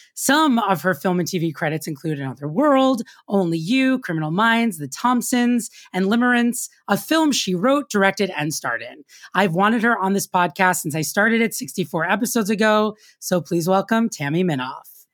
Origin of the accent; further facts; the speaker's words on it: New York, United States; I grew up in New York